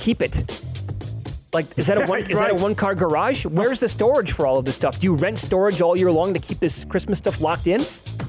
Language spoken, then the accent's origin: English; Chicago, Illinois, United States; I'm from Chicago.